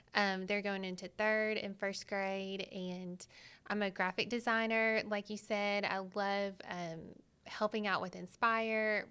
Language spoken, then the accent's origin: English; Arkansas, United States; I was born and raised in Arkansas, and my parents go to Manuel Baptist in Little Rock